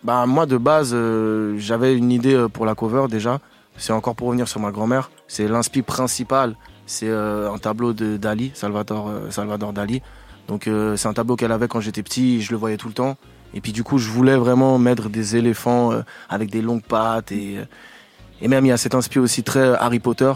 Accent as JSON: {"language": "French", "country": "Switzerland", "said": "je suis suisse"}